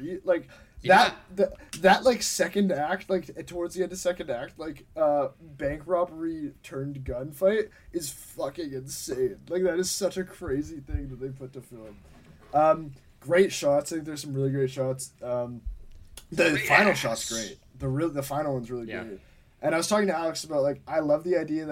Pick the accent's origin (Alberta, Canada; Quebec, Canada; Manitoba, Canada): Manitoba, Canada; Winnipeg; we're from Winnipeg